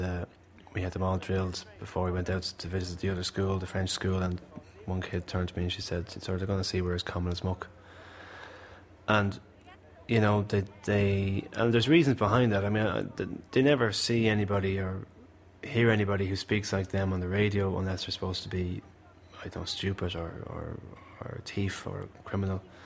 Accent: Malahide, Leinster, Ireland; I'm from Malahide

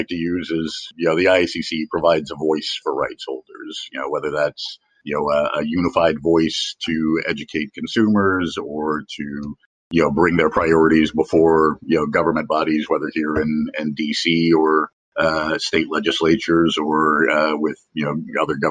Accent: Jacksonville, Florida, United States; my hometown of Jacksonville

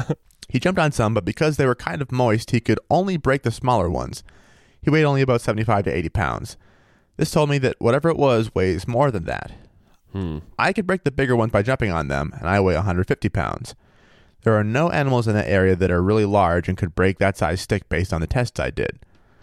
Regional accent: Maine, United States; also born or lived in Minnesota / Missouri / Vermont / New Hampshire; Because like, I've lived in Minnesota, Missouri, Vermont, New Hampshire. I'm actually from Maine originally.

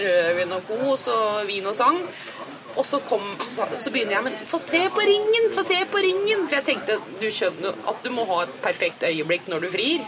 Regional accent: Sørum, Akershus, Norway; now in Oslo, Norway; jeg er oppvokst i Sørums eh, grønne, dype skoger

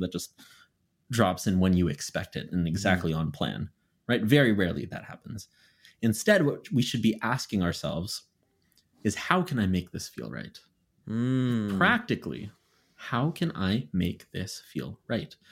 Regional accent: Canada; moved away as an adult; now in Philadelphia, United States; I just left Canada. I just left home. I left my hometown and moved to a completely different country

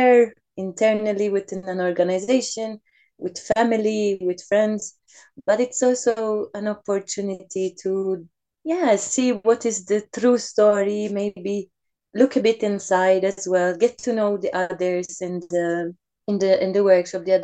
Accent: Malta; now in Switzerland; I am originally from Malta.

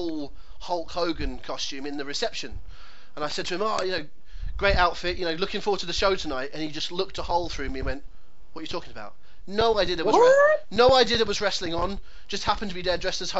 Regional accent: England, United Kingdom; as an Englishman in England

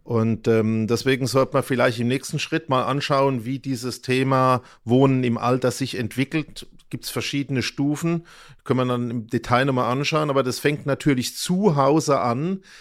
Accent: Germany; Nicht in Mannheim, aber fast. Also, also ich bin eigentlich in der Region geblieben von Beginn an bis heute

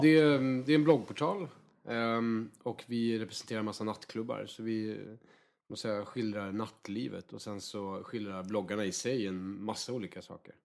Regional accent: Värmland, Sweden; moved away; Jag kommer ju från en riktig så här, arbetarklass i Värmland

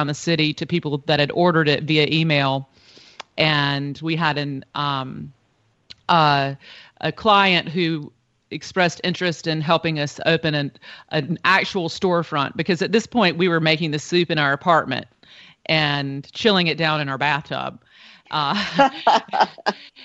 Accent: Eastern North Carolina, United States; moved away as an adult; also born or lived in New York; I grew up in Eastern North Carolina.

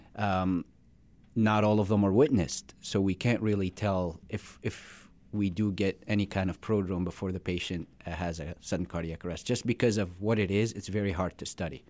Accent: Syria; moved away as an adult; also born or lived in Florida / South Dakota; now in Rapid City, United States; I was born in, uh, Syria. I came in here about, uh, ten years ago

